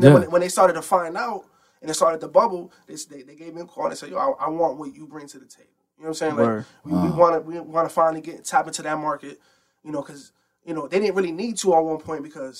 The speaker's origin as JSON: {"language": "English", "town": "Bridgeport", "region": "Connecticut", "country": "United States", "said": "because I'm from Bridgeport."}